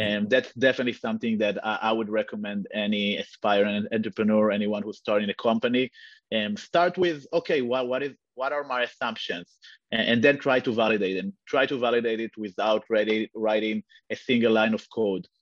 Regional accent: Israel; moved away as an adult; now in United States; I'm I'm originally from from Israel, moved to the US uh, a few years ago

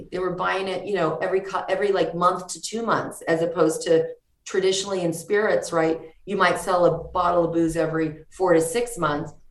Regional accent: Mexico; the fact that we're from Mexico and we saw so much like wood in Mexico.

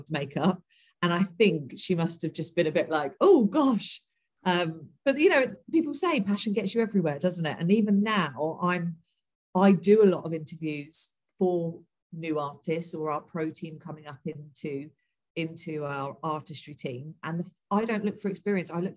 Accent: Portsmouth, South East England, United Kingdom; moved away as an adult; also born or lived in London; I'm originally from Portsmouth

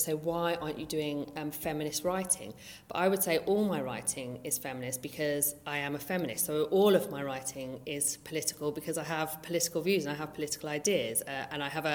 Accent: Brighton, South East England, United Kingdom; growing up in Brighton

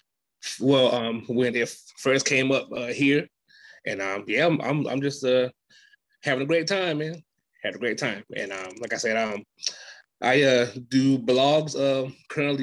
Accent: South Carolina, United States; I'm from South Carolina

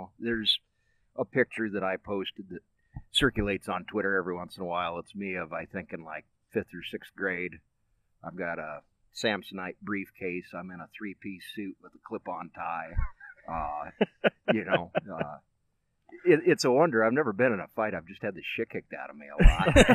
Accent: Nichols, Iowa, United States; born or raised there; also born or lived in Wyoming / Colorado Springs

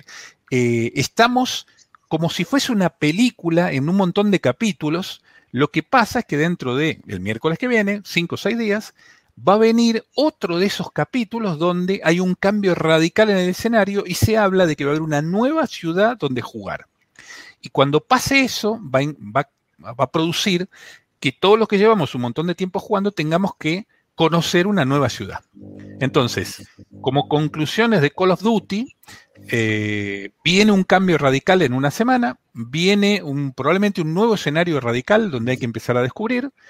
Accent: Buenos Aires, Argentina; Sí, sí, soy argentino. Sí. Es más, no solo soy argentino. Lamentablemente, soy de la CAPI.

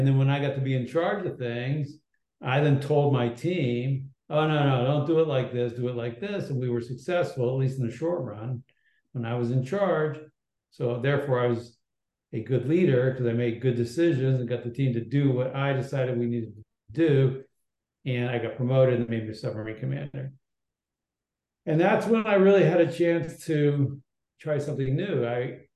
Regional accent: Berkeley, California, United States; I was born in Berkeley, California

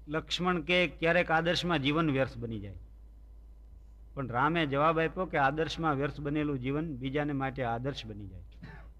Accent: Gujarat, India; અમારું ગામ જે રહ્યું ને એનું માથાદીઠ આવક ગુજરાત રાજ્યમાં પ્રથમ નંબરે છે

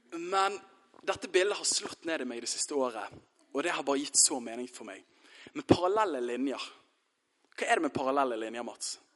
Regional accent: Bærum, Akershus, Norway; Jeg er fra Bærum

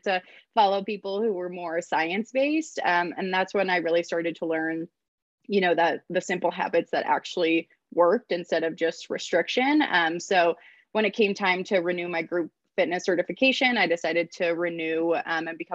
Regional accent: Ann Arbor, Michigan, United States; also born or lived in Ohio; now in Denver, United States; grew up in Ann Arbor, Michigan

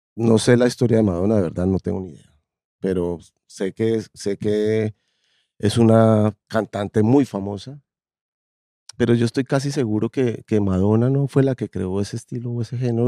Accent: Colombia; tengo un problema con ser colombiano

